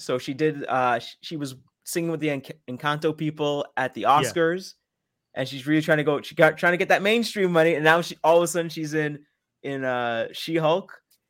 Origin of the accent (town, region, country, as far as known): Quebec, Canada